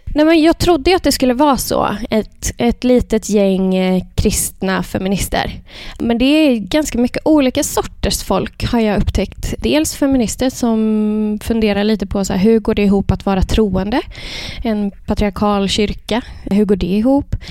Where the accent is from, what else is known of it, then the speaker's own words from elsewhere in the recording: Värmland, Sweden; jag är uppväxt i Värmland